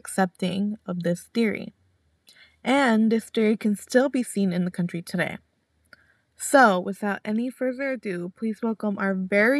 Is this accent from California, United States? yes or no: yes; Palmdale, California, United States; I'm also originally from Palmdale, California